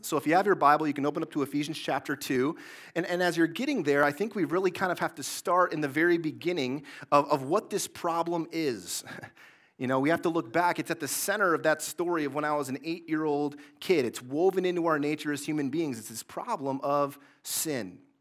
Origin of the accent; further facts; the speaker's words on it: Mason, Michigan, United States; I grew up in Mason, Michigan, in the Greater Lansing area